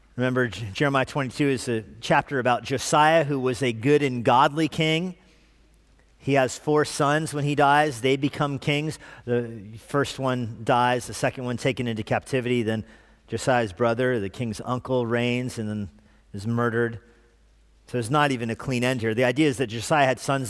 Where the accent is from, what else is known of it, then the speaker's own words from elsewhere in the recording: New Mexico, United States; also born or lived in Africa; Oscar will ask me, "Where are you from?" And I'll say, "New Mexico."